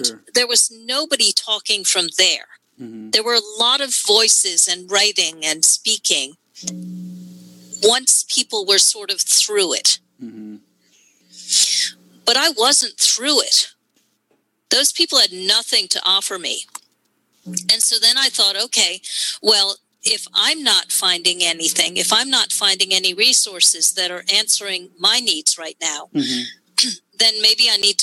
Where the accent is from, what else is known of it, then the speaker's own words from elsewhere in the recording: New York, United States; I'm from New York.